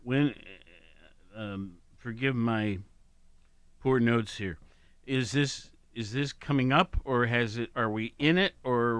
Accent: Worthington, Ohio, United States; moved away as an adult; also born or lived in Hawaii / Los Angeles / New York City / Denver; now in Athens, United States; I grew up in Worthington, which is Columbus.

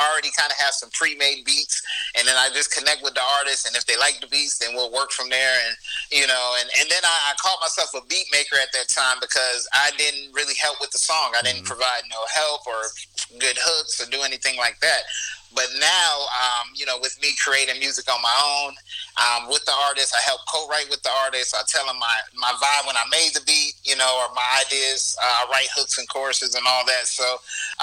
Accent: Las Vegas, Nevada, United States; now in Hampton Roads, United States; I'm from Las Vegas, Nevada

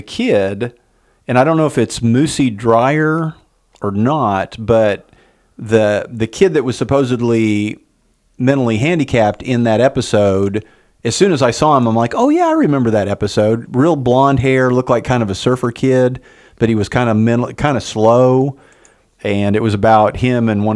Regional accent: Enid, Oklahoma, United States; we grew up in Enid around a lot of mentally challenged, Down syndrome kids

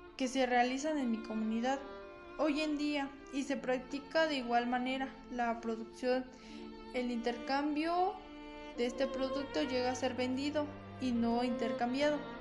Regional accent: San Pedro del Alto, State of Mexico, Mexico; Soy de San Pedro del Alto, municipio de San Felipe del Progreso

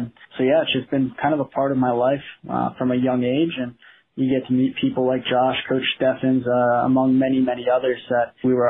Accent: Charlotte, North Carolina, United States; moved away as an adult; also born or lived in New Jersey; now in Muncie, United States; I was originally from New Jersey. Family relocated to Charlotte when I was a child

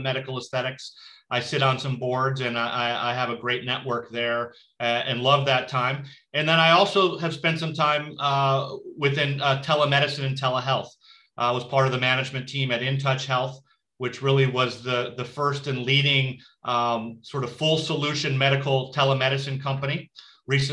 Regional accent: Buffalo, New York, United States; moved away as an adult; also born or lived in Massachusetts / Chicago / Santa Fe / San Diego; now in Santa Barbara, United States; I grew up in Buffalo, New York

